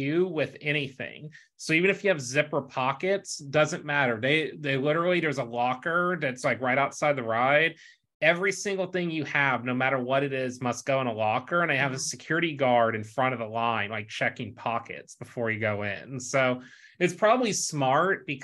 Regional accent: Texas, United States; growing up in Texas

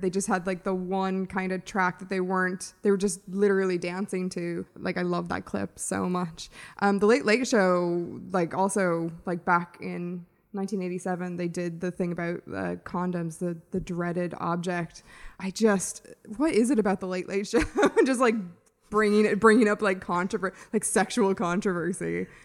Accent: United States; now in Ireland; as an American, I didn't obviously grow up here

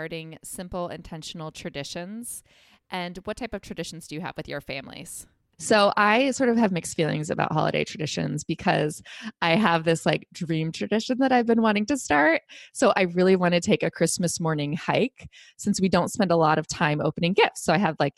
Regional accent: Ohio, United States; also born or lived in Texas; now in New England, United States; I had the same tradition growing up in Ohio.

